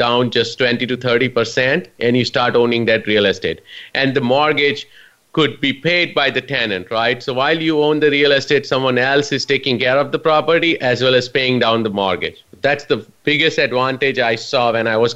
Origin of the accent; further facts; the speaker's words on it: India; moved away as an adult; now in United States; I immigrated from India about 19 years ago. I'm proud to call myself US citizen now